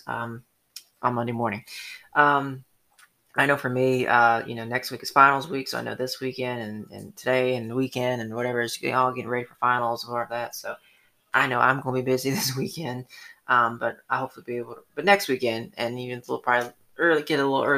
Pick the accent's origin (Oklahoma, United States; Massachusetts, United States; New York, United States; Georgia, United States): Georgia, United States; Atlanta; now in Statesboro, United States; I'm from Atlanta